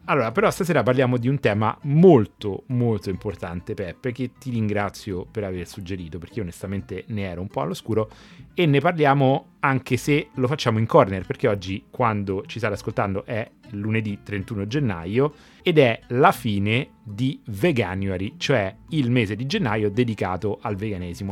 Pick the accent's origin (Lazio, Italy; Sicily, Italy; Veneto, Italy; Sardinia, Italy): Lazio, Italy; Rome; accent: Roman; col mio accento romano